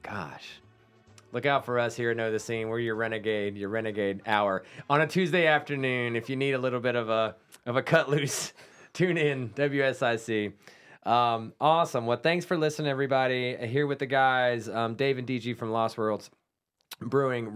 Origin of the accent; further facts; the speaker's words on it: Salisbury, North Carolina, United States; That's my hometown brewery